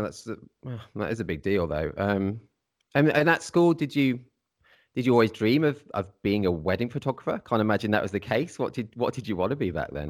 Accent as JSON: {"language": "English", "region": "Midlands", "country": "United Kingdom", "said": "I'm, I'm from the Midlands as well"}